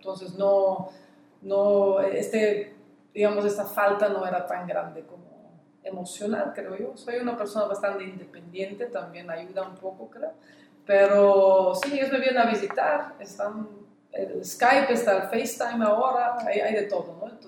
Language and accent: Spanish; Belgium; Spanish is a second language; moved away as an adult; also born or lived in Mexico; now in Cabo San Lucas, Mexico; Soy originaria de Bélgica, llevo 14 años ya en México y apenas dos años aquí